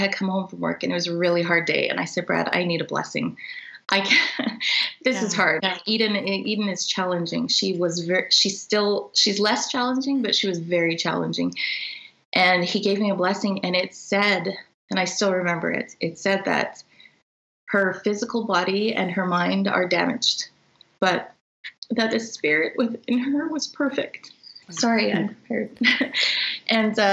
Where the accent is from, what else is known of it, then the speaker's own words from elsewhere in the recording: Canada; So we are all Canadian